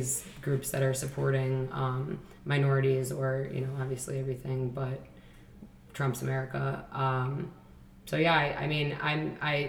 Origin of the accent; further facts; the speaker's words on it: Chicago, Illinois, United States; I grew up on the South Side of Chicago